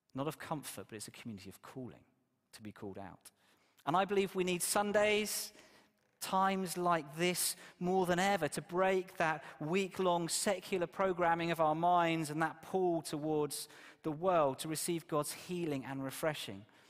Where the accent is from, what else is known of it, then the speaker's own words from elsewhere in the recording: Exeter, South West England, United Kingdom; moved away; my church where I grew up in Exeter